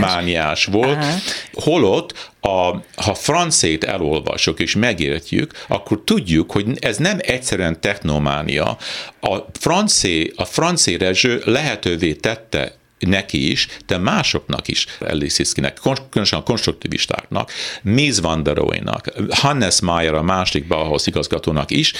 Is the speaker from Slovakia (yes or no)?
no; Edmonton, Alberta, Canada; moved away as an adult; also born or lived in Toronto / Northern Ontario / New York / Budapest; én úgy Edmontonban nevelkedtem, Torontóban születtem, Edmontonban nevelkedtem főleg